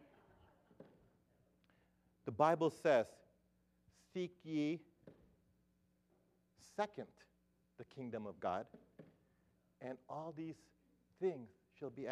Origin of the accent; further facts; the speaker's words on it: Philippines; as a Filipino